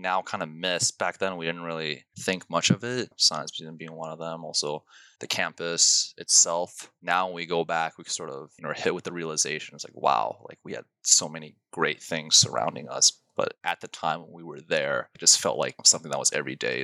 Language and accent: English; Troy, Michigan, United States; I grew up in Troy, Michigan, went to the public schools here